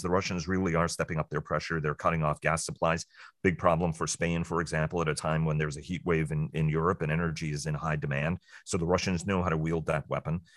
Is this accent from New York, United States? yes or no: yes; New York City, New York, United States; somebody who was born and raised in New York City